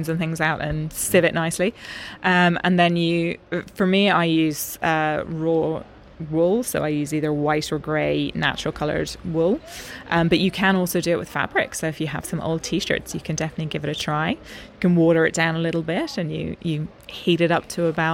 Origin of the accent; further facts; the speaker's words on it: Ireland; moved away as an adult; now in Stockholm, Sweden; British Bay Beach, which is where I grew up